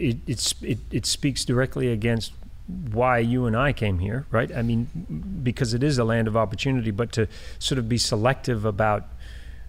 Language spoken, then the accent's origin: English; New Zealand; now in United States; I'm a New Zealander